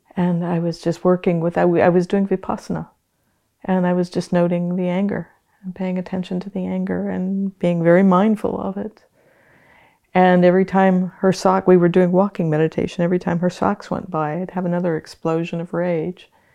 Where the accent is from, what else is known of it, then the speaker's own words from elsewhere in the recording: Hawaiian Islands, United States; moved away as an adult; also born or lived in Canada / New Zealand; I was born and raised in the Hawaiian Islands